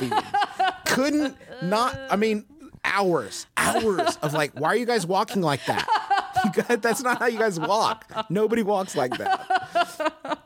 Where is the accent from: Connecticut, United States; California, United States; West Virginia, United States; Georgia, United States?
West Virginia, United States; Huntington; Huntington, West Virginia, which is where I was born and raised and live now.